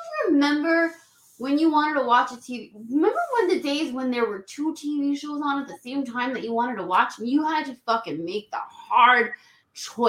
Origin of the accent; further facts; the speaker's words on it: New York City, New York, United States; I grew up in the Bronx